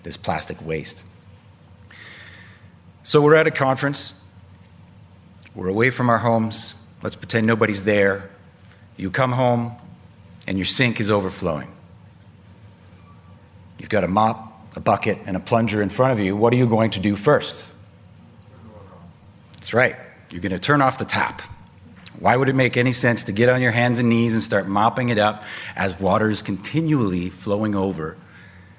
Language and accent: English; Vancouver, British Columbia, Canada; I hail from Vancouver on the West Coast